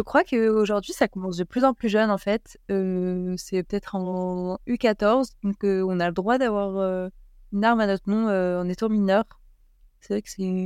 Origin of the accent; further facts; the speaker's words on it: Grenoble, Auvergne-Rhône-Alpes, France; je suis née à Grenoble et, je fais mes études à Grenoble et mmh, je m'entraîne dans le Bercor. Donc j'ai commencé le ski au comité du Dauphiné